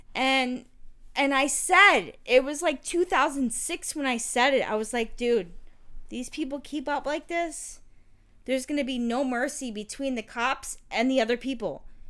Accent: St. Petersburg, Florida, United States; I grew up in the South Side St.

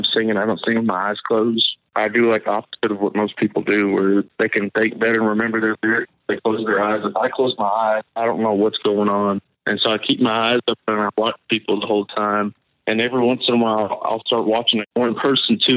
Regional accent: Abilene, Texas, United States; also born or lived in Beaumont, Texas / Spring Branch, Texas; I was born in Beaumont, Texas, and I've lived in Abilene, Texas my entire life

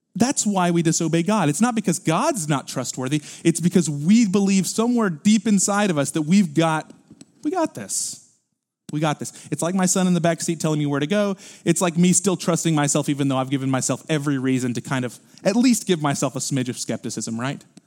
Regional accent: Houston, Texas, United States; we're from Houston

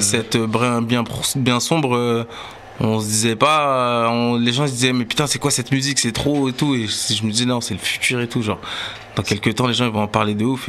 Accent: Sevran, Île-de-France, France; on vient de Sevran, c'était en 2011

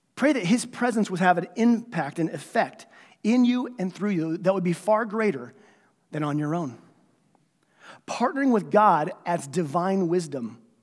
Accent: United States; I'm a citizen of heaven before I'm an American

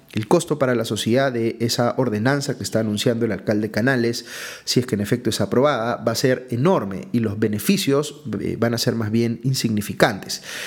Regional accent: Peru

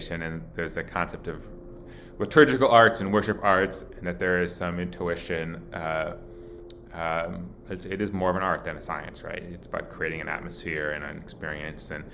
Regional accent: Milwaukee, Wisconsin, United States; grew up in Milwaukee

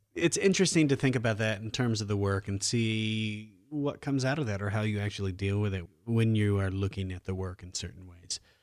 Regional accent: Iowa, United States; also born or lived in Omaha, Nebraska / Washington, D.C. / New York City; now in Los Angeles, United States; I'm from Iowa, I lived in Omaha

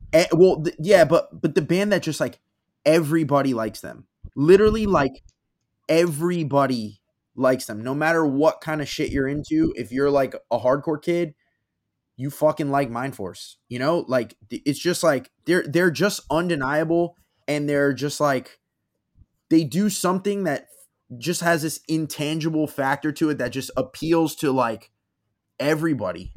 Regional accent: South Florida, United States; They're from my hometown

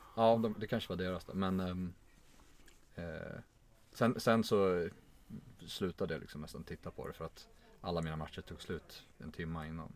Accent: Stockholm, Stockholm County, Sweden; jag är från Stockholm

